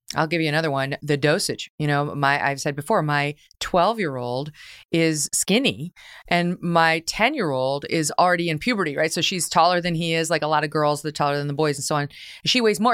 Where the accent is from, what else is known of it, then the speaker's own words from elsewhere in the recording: New York, United States; the great state of New York, my home state